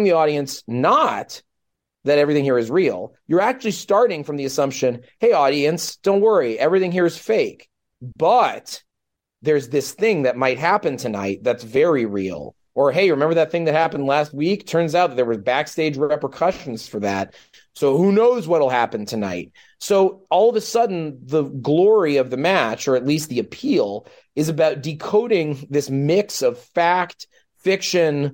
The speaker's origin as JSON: {"language": "English", "country": "United States", "said": "my home country of the United States of America"}